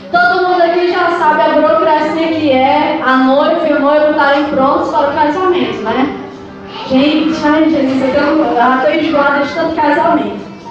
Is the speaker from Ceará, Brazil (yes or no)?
yes; Ceará, Brazil; A gente é cearense. E crente